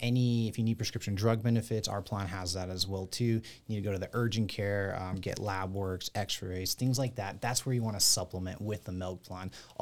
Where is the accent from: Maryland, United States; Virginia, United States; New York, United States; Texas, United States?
Texas, United States; us here in Texas. I'm from Texas.